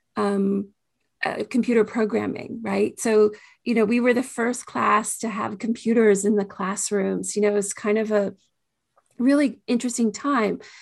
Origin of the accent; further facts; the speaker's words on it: Washington, District of Columbia, United States; I grew up in the Washington, D C area